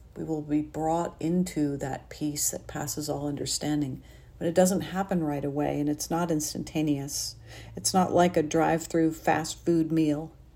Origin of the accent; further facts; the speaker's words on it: New Haven, Connecticut, United States; I grew up in New Haven, Connecticut